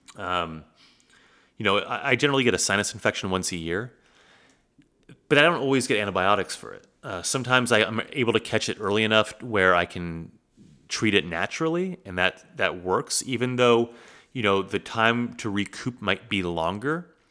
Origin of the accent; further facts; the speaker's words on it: United States; growing up in the United States